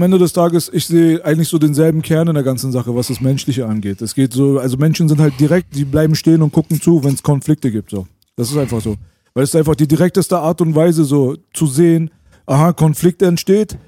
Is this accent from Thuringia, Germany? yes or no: no; Berlin, Germany; bei uns in Berlin